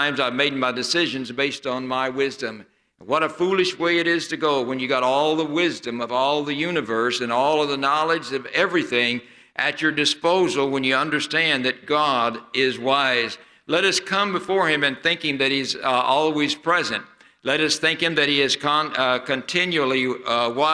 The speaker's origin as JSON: {"language": "English", "area": "near Branson, the Ozarks", "region": "Missouri", "country": "United States", "tie": "born or raised there", "moved": "yes", "said": "where I grew up near Branson"}